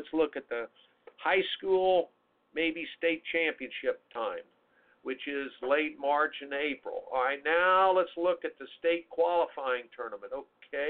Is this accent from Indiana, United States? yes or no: yes; Indianapolis, Indiana, United States; when I grew up in CYO in Indianapolis, Indiana